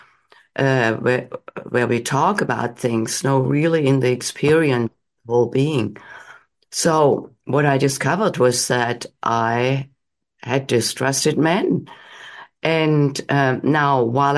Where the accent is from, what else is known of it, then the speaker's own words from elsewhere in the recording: Germany; moved away as an adult; now in United States; I grew up in Germany. I came to the United States in my late 20s